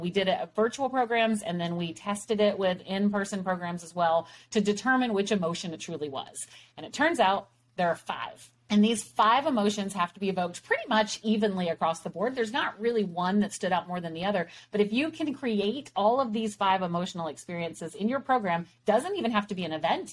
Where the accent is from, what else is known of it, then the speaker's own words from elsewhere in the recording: Texas, United States; we're from Texas